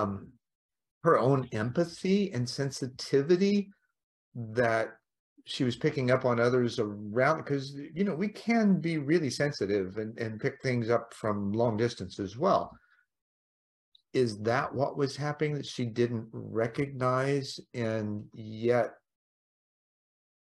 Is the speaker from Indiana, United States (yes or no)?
yes; Indiana, United States; moved away; Grew up there.